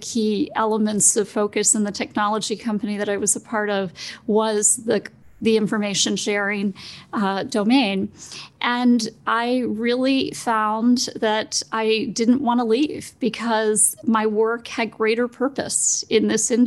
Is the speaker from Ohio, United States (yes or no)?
no; Smithsburg, Maryland, United States; Smithburg is a very small town